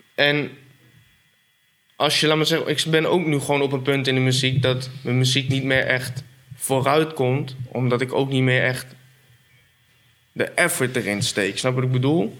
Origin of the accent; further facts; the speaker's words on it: Apeldoorn, Gelderland, Netherlands; Ik kom uit Apeldoorn, 24, bijna 25, inmiddels vader